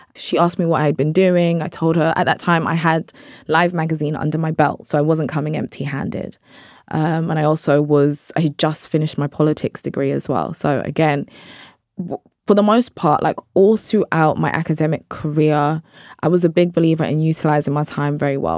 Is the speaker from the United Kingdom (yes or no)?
yes; London, United Kingdom; I'm British Nigerian, I'm from South London.